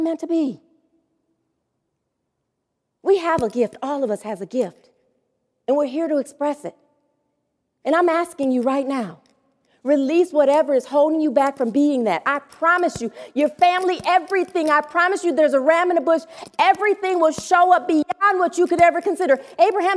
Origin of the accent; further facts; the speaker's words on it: Detroit, Michigan, United States; also born or lived in Southfield, Michigan; I was going back to Detroit to live with my father